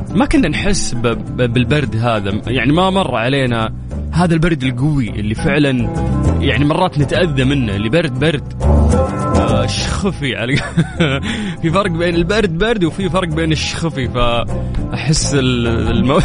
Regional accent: Saudi Arabia

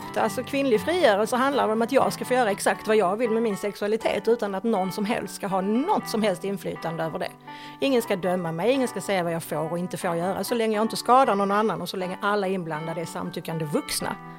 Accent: Höllviken, Skåne, Sweden; also born or lived in Malmö; jag är född i Malmö. Bodde där de första par åren av mitt liv och sen så flyttade vi till Höllviken

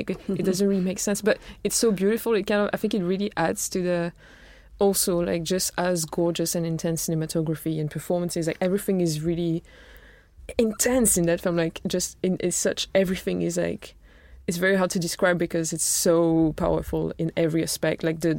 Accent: France; my parents are not all like into film, and they weren't even born in France, so like, we're just kind of living there. And because I'm not from the UK

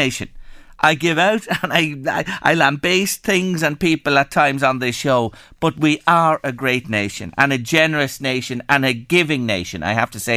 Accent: Ireland; I was born in Ireland, a democratic country

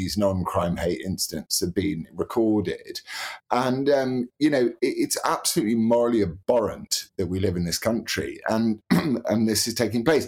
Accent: United Kingdom; as British people

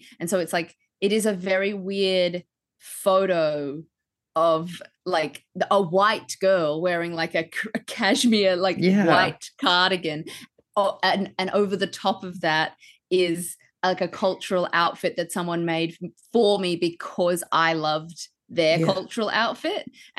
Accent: New Zealand; that's just part of growing up in New Zealand.

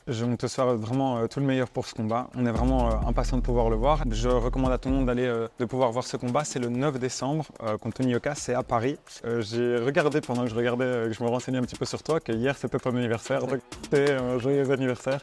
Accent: Belgium; on est belges

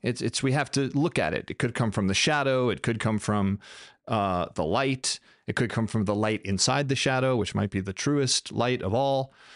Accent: United States; I'm American

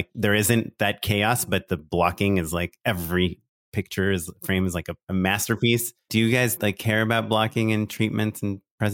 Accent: California, United States; I grew up in Orange County, so I love oranges, you know, like.

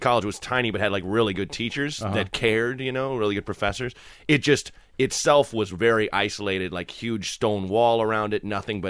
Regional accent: Portland, Oregon, United States; moved away as an adult; also born or lived in Purchase, New York / Chicago; I grew up in Portland, Oregon.

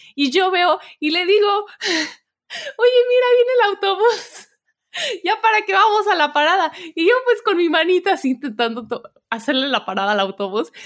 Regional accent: Puebla, Mexico; moved away as an adult; also born or lived in Saltillo, Coahuila; now in Germany; yo soy mexicana, nací en Saltillo, Coahuila, o sea, muy al norte de México, pero en realidad crecí en Puebla

